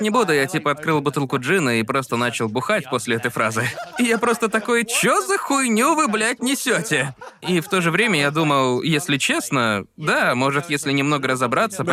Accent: Perth, Western Australia, Australia; moved away; я съездил из Перта, Западная Австралия, где я родился

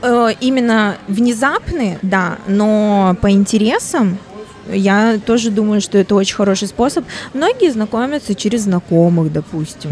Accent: Vladivostok, Primorsky Krai, Russia

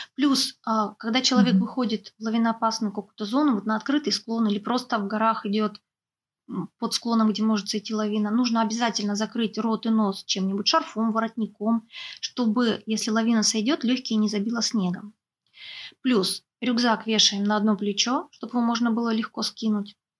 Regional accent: Sakhalin Oblast, Russia; у нас, например, на Сахалине

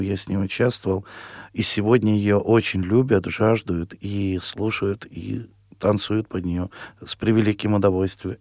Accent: town of Cherdyn, Perm Krai, Russia; also born or lived in Tolyatti; now in Samara Oblast, Russia; Я родился в, в Пермском крае, город Чердань в 1978 году в цыганской семье

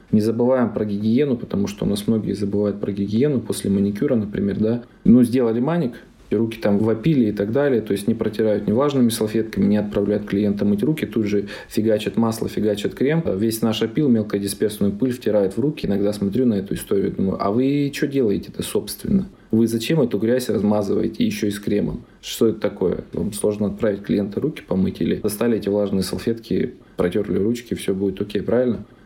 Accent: Omsk, Omsk Oblast, Russia; Я сам же из Сибири, из Омска, мне нравится.

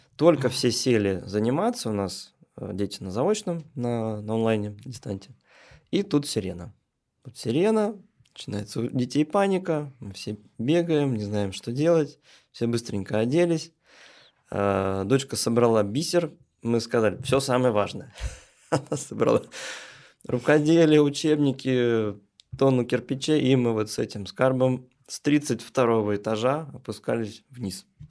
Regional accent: Troitsk, Moscow, Russia; Я, можно сказать, коренной москвич. Ну, жил я изначально Московской области, а сейчас это уже, а, можно сказать, географический центр Москвы. Это Троицк

